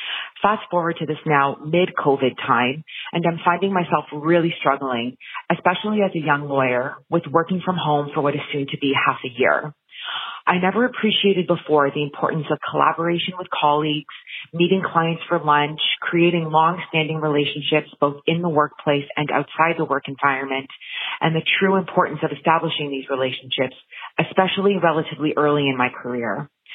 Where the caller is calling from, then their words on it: Ottawa, Ontario, Canada; I'm calling from Ottawa, Ontario, Canada